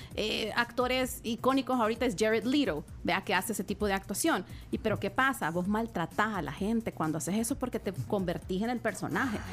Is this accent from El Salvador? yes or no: yes; El Salvador; yo soy del Salvador